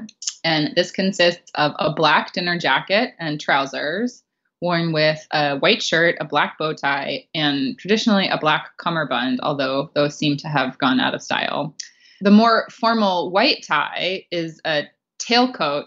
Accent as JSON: {"language": "English", "region": "California", "country": "United States", "tie": "born or raised there", "said": "I grew up in California and no one wears suits in California"}